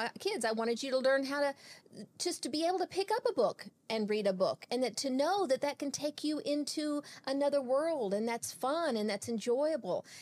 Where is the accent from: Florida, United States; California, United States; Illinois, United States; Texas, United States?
Texas, United States; born and raised in Texas.